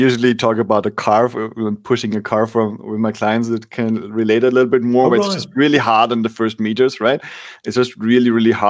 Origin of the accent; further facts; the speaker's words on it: Austria; I grew up in Austria in the winter